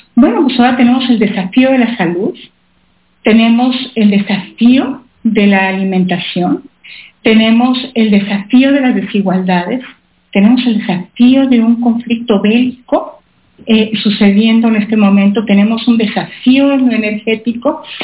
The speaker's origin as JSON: {"language": "Spanish", "country": "Mexico", "said": "como mexicana orgullosa"}